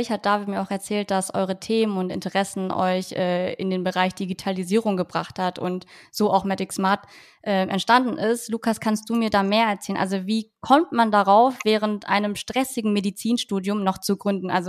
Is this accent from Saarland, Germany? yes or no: no; North Rhine-Westphalia, Germany; Ich komme ja ursprünglich auch aus Ostwestfalen. Das ist ja gar nicht so weit weg von euch.